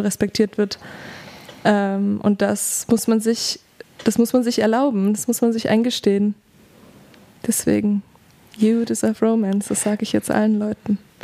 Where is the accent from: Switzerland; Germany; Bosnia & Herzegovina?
Germany; Duisburg, North Rhine-Westphalia; accent: Ruhrpott-Slang; now in Leipzig, Germany; ich bin im Pott aufgewachsen, tatsächlich